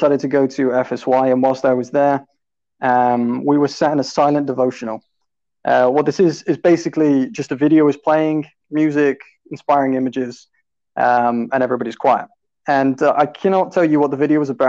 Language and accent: English; Romsey, South East England, United Kingdom; accent: British; I am from South England, from a town called Romsey